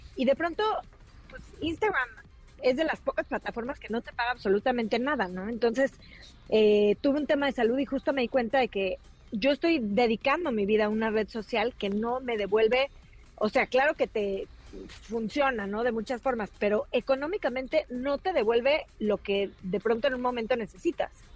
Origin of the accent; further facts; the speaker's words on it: Mexico; nosotros como, como mexicanos